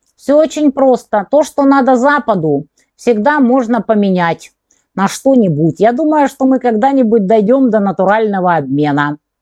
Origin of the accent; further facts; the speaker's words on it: Kerch, Crimea, Ukraine; now in Donetsk; греки основали там колонию Пантикопеи, например, мой родной город